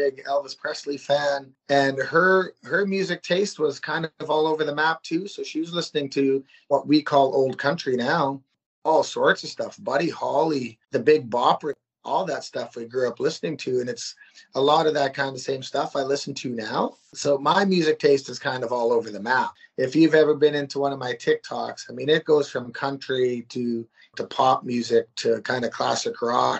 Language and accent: English; Saskatchewan, Canada; I'm from Saskatchewan, Canada